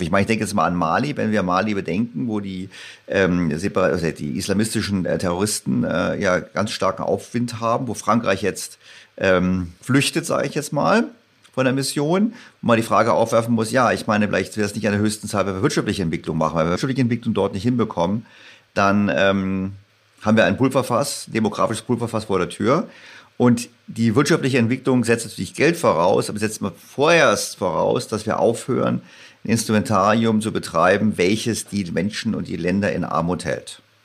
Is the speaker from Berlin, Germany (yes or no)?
yes; Berlin, Germany; also born or lived in St. Gallen; ich als Berliner